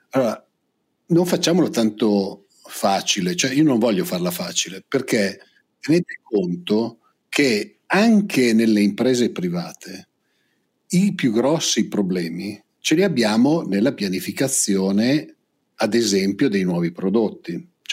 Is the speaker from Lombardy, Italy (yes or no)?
yes; Lombardy, Italy; io vengo dalla provincia di Pavia